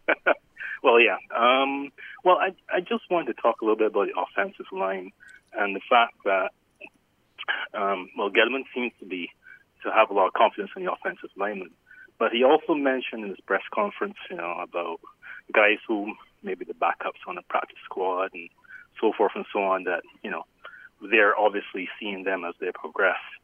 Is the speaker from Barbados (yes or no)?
yes; Barbados; actually from Barbados